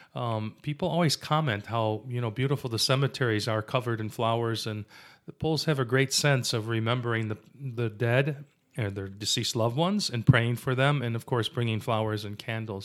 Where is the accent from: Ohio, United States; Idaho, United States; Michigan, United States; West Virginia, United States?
Michigan, United States; Wyandotte; growing up in Wyandotte